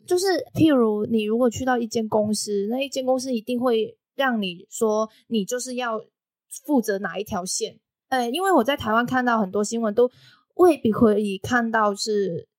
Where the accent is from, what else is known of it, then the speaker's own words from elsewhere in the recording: Macau; now in Taiwan; 我是来自澳门的